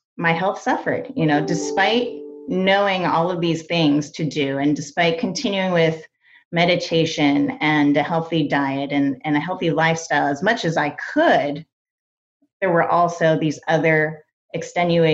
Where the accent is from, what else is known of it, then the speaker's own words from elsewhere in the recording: East Coast, United States; I grew up on the East Coast